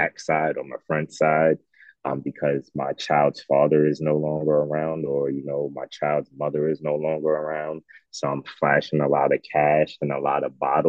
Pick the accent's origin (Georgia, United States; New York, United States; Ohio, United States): New York, United States; New York City; moved away; as a child, until about 5, 6 years old, I was in Coney Island in Brooklyn, New York